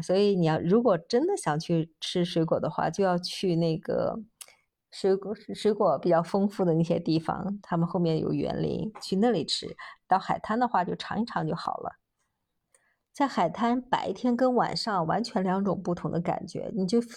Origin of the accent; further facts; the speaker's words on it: China; 我们中国人喜欢扎堆儿的地方